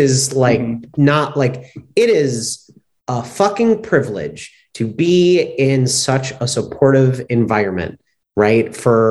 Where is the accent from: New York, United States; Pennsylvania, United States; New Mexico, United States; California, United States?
New York, United States; New York City; moved away as an adult; also born or lived in the South (US); now in Los Angeles, United States; I'm born and raised in New York, but I went to school and college in the South.